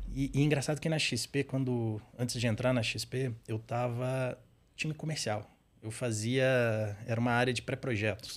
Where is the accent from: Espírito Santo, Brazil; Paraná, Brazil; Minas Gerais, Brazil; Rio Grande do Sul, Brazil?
Minas Gerais, Brazil; Patos de Minas; accent: mineiro; moved away as an adult; now in São Paulo, Brazil; eu sou mineiro, nasci num, numa cidade bem interior de Minas, chama Patos de Minas. Então o sotaque aqui às vezes vai, uhum. vai entregar.